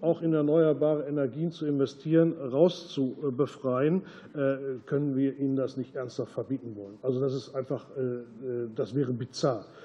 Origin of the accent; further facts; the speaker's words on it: Germany; als Deutscher